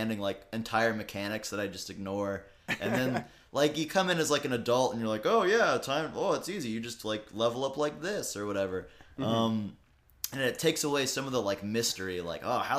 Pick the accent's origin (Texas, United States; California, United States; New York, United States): Texas, United States; I'm from Texas